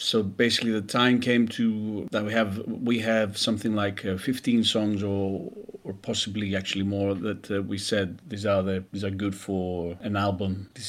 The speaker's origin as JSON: {"language": "English", "country": "Greece", "tie": "born or raised there", "also_born_or_lived": "United Kingdom", "moved": "as an adult", "said": "I was born in Greece, I studied and worked for many years in the UK till a few years back that I started coming back to Greece more often."}